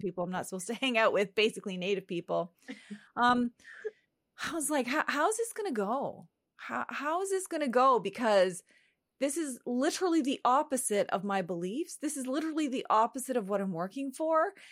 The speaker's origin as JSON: {"language": "English", "area": "home reserve Eel River Bar First Nation", "region": "the Maritimes", "country": "Canada", "said": "I am from the Sovereign Mi'kmaq Nation, an unceded Mi'kma'gi, which most people know as the Maritimes"}